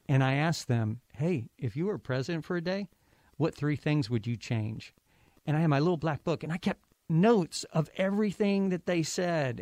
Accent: Ohio, United States; moved away as an adult; also born or lived in Kentucky; I'm, I'm from Ohio

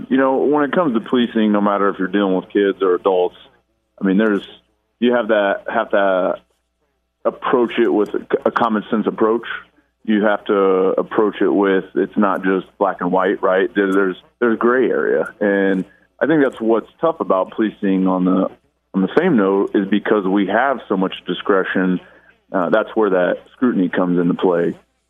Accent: Lafayette, Indiana, United States; Good old Lafayette.

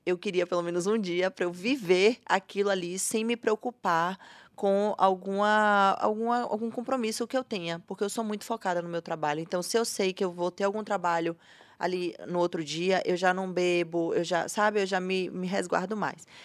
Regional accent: Salvador, Bahia, Brazil; Eu sou nascida e criada em Salvador.

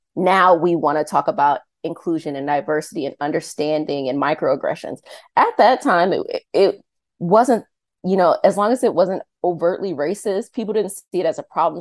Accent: Arlington, Virginia, United States; I'm from Arlington, Virginia

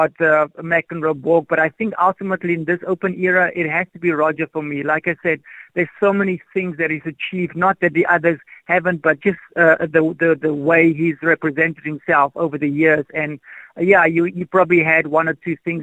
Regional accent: South Africa; Although I'm still South African, I like to help wherever I can in South Africa.

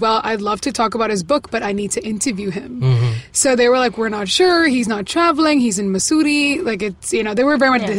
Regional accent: Tiruvalla, Kerala, India; moved away; I was in Kerala for 2 weeks in my hometown, Tiruvalla.

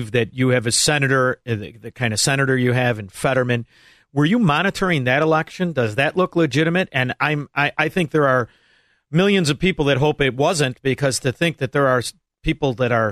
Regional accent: Chicago, Illinois, United States; growing up in Chicago

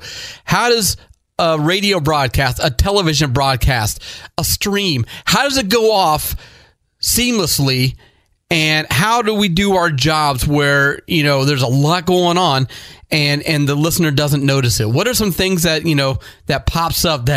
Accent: Northeast Ohio, United States; now in South Florida, United States; I grew up in Northeast Ohio, so I'm a huge Cleveland sports fan.

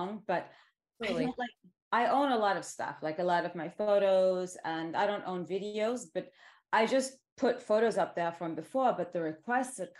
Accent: New York City, New York, United States; I grew up in Manhattan.

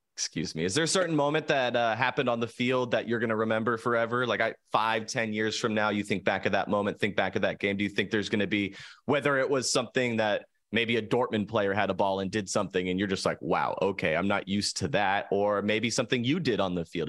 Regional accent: San Diego, California, United States; I grew up here in San Diego

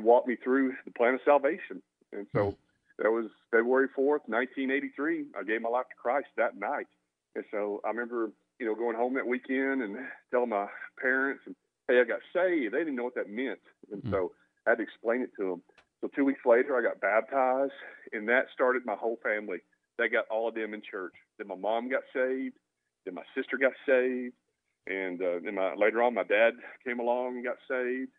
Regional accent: Mesquite, Texas, United States; I grew up here in Mesquite, Texas

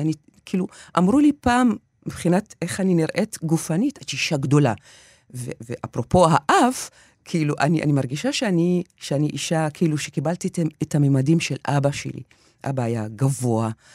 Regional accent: near Haifa, Haifa District, Israel; בתור ילדה בדואית שמגיעה מהכפר כל בוקר לבית הספר ה- של האליטה של חיפה

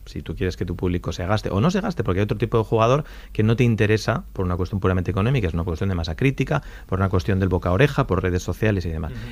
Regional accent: United Kingdom; Bueno, es que me gusta mucho el té. yo, soy, británica.

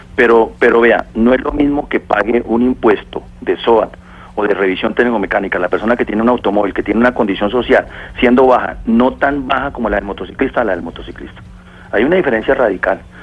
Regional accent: Villavicencio, Meta, Colombia; Yo soy de Villavicencio

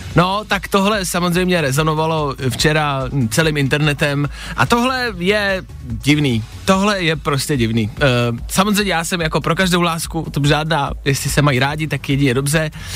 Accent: Czechia; my jako Češi

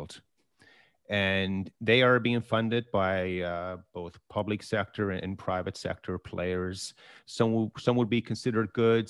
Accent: Canada; And as Canadian investors, we tend to only focus on the private sector, and specifically, you know, the Canadian listed energy companies and so forth.

